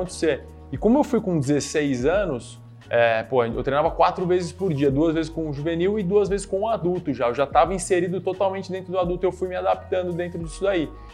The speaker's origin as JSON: {"language": "Portuguese", "region": "São Paulo", "country": "Brazil", "tie": "born or raised there", "also_born_or_lived": "Araraquara", "said": "sou daqui de São Paulo, né? Natural uhum. aqui de São Paulo"}